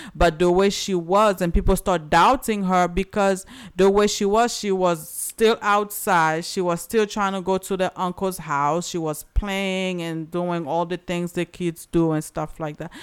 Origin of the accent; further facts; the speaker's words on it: Haiti; moved away; I'm from Haiti